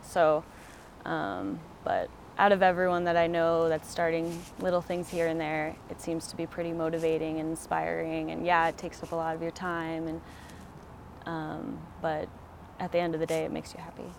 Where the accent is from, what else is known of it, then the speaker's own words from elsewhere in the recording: Colorado, United States; moved away; also born or lived in Oregon; I'm from Colorado, so I've always been into the outdoors and um, going hiking with my mom and dad when I was really little